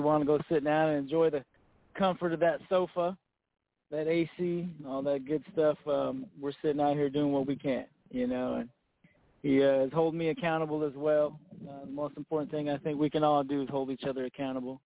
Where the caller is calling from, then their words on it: Phoenix, Arizona, United States; calling from the Phoenix area